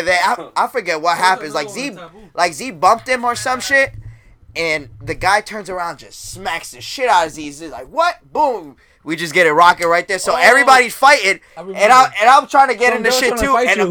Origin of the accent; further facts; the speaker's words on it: Orlando, Florida, United States; We're all from Orlando